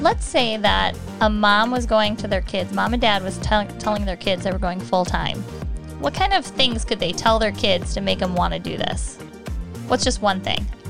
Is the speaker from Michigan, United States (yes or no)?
yes; Michigan, United States; moved away; also born or lived in Texas; I'm from Michigan